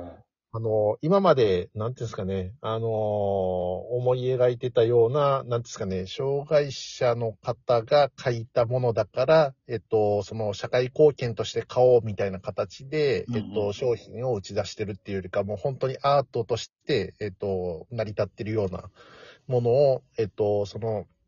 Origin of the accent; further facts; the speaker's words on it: Nara, Japan; 自分自身も奈良出身